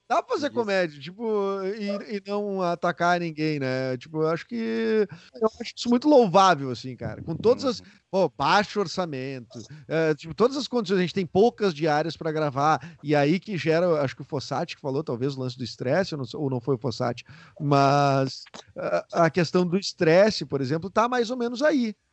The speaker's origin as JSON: {"language": "Portuguese", "region": "Rio Grande do Sul", "country": "Brazil", "said": "ter o sotaque daqui"}